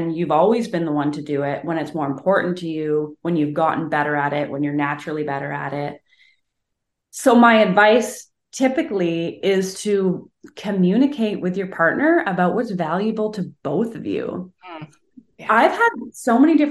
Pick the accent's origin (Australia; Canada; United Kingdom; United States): Canada; I'm a Canadian